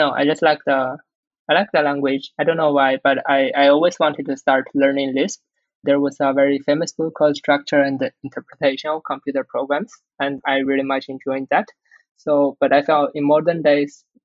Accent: China; English is a second language; I speak Chinese, of course. I'm born in China

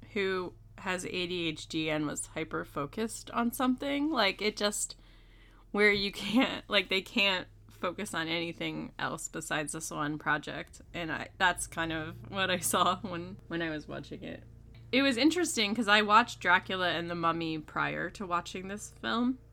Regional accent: the North, United States; as a Yankee

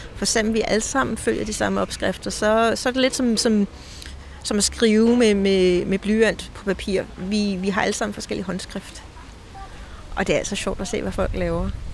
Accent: Denmark; moved away as an adult; also born or lived in Copenhagen; now in Scotland, United Kingdom; Jeg er dansker, der er bosat i Skotland

